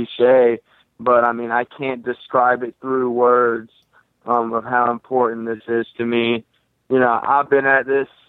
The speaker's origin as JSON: {"language": "English", "town": "Brunswick", "region": "Georgia", "country": "United States", "tie": "born or raised there", "also_born_or_lived": "St. Simons Island, Georgia", "said": "Brunswick, Georgia, my hometown"}